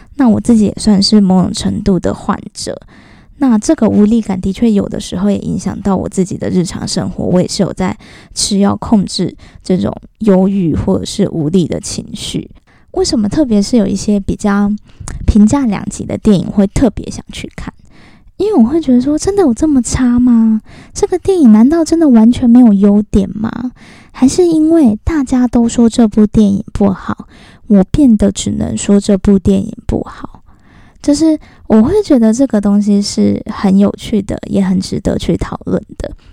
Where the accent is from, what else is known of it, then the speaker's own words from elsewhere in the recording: southern Taiwan, Taiwan; moved away; 因为我以前小时候住在南部，我们都是眷村的那种 子弟